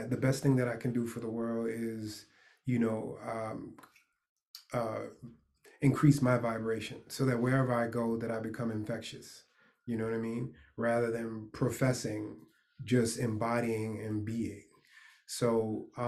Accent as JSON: {"language": "English", "region": "New York", "country": "United States", "said": "I'm a New Yorker"}